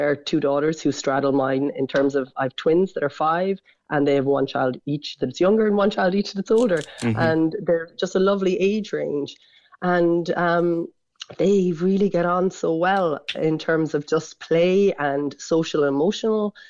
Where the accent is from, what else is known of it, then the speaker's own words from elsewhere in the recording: Wexford, Leinster, Ireland; now in Lahinch, Ireland; I come from Wexford. I live in Lahinch.